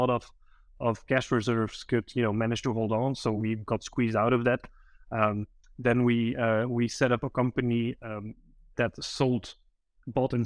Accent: Belgium; I'm from Belgium

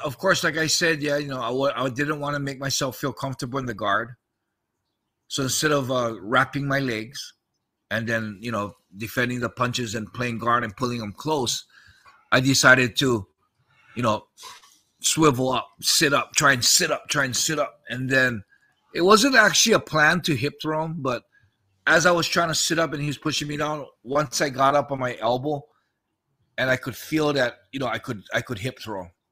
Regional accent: United States; moved away; also born or lived in Japan; I'm American

